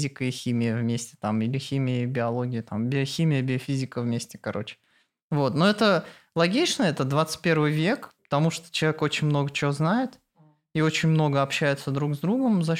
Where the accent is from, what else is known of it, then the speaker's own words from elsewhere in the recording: Naberezhnye Chelny, Tatarstan, Russia; Я из Челнов.